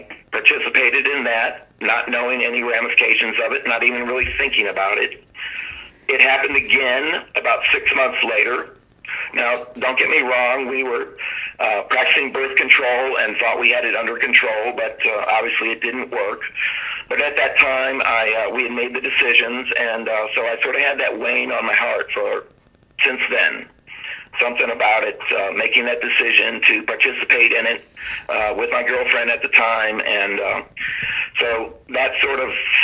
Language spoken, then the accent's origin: English; Cleveland, Ohio, United States; also born or lived in Virginia; I was born in Virginia, raised on a small farm, got to move to Cleveland, Fairview Park, Ohio, when I was in the fifth grade, and sort of grew up in the inner city suburb kid